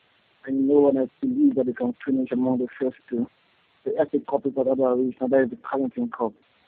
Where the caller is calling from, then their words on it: Nigeria; I'm calling from Nigeria.